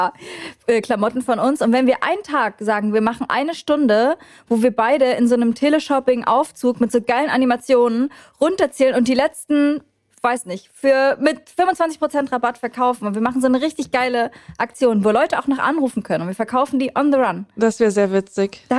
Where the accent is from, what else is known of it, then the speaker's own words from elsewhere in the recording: Neuss, North Rhine-Westphalia, Germany; ich komme aus Neuss